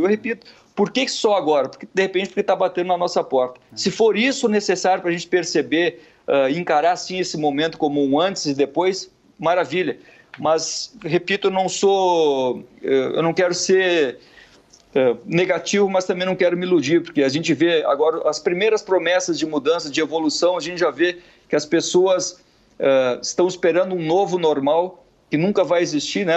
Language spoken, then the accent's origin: Portuguese; Gaúcho, Rio Grande do Sul, Brazil; moved away as an adult; now in Rio de Janeiro, Brazil; Eu sou gaúcho, mas moro no Rio há uma década